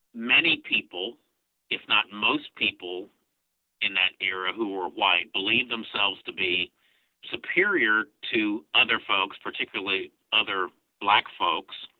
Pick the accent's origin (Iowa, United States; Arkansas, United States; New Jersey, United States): Arkansas, United States; Fort Smith; moved away as an adult; also born or lived in Clarksville, Arkansas / Coal Hill, Arkansas; now in Tulsa, United States; growing up in Fort Smith, 100 miles east of Tulsa